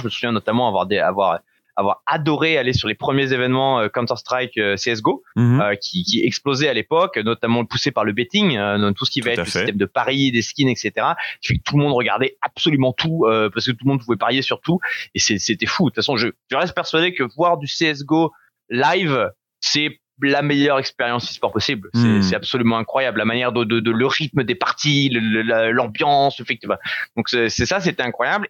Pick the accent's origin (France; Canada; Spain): France; Dunkirk, Hauts-de-France; J'ai grandi à Dunkerque avec les parents